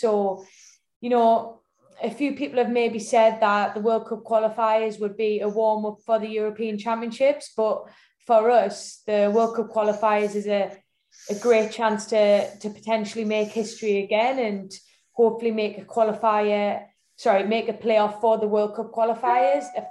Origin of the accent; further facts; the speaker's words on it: the Northeast, North East England, United Kingdom; I was born in the Northeast. You know, my mum was from Northern Ireland. My grandparents were from Northern Ireland, but I was born in the Northeast. And if anybody knows the Northeast, it lives and breathes football. So from a very young age, I had two older brothers